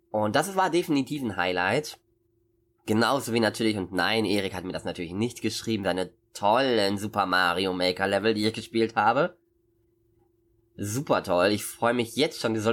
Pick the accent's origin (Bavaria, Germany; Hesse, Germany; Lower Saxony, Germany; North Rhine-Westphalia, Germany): Lower Saxony, Germany; Osnabrück; Ich komme aus Osnabrück übrigens. Das ist eine ganze, das ist eine ganze Strecke.